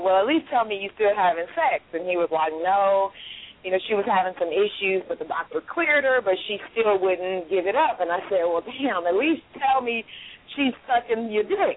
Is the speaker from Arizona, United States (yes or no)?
no; Carson, California, United States; moved away as an adult; also born or lived in High Point, North Carolina; now in Dallas, United States; I'm originally from LA though. I'm from Carson